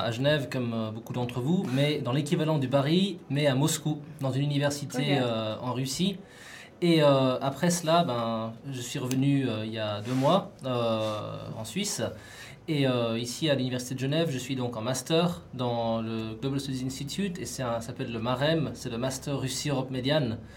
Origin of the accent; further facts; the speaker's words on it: Australia; also born or lived in Vaud, Switzerland; Donc je viens du canton de Vaud, mais mon père est français, ma mère est chilienne et j'ai grandi en Australie.